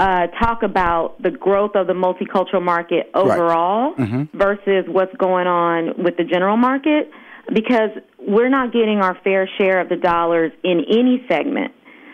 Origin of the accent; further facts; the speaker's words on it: Los Angeles, California, United States; And growing up in Los Angeles, which is where I'm based, we have a thriving multicultural market here.